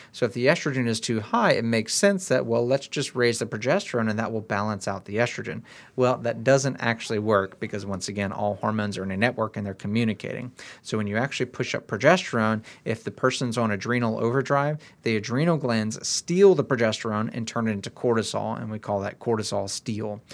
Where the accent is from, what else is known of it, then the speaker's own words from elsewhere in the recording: United States; we're all American